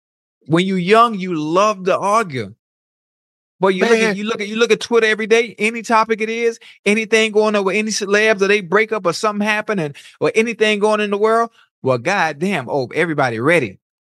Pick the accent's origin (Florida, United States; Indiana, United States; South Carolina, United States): Florida, United States; Miami; moved away; I'm born from Miami, born and raised Liberty City, Dade County